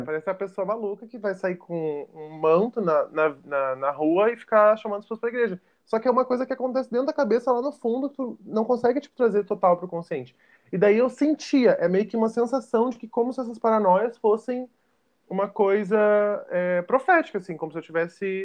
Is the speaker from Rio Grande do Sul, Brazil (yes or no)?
yes; Porto Alegre, Rio Grande do Sul, Brazil; eu sou de Porto Alegre, no Rio Grande do Sul